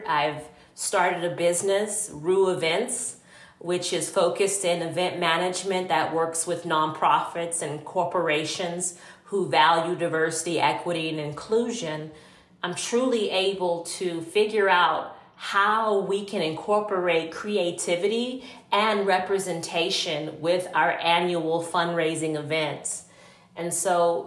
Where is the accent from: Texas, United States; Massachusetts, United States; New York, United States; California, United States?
Texas, United States; Port Arthur; I grew up in Port Arthur, Texas, which is a very small refinery town